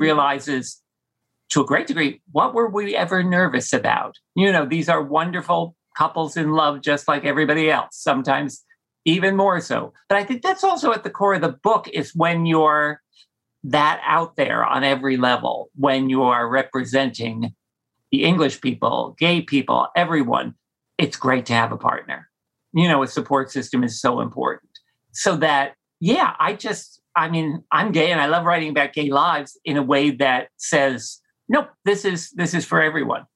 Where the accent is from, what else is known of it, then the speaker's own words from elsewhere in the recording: New Jersey, United States; growing up in Jersey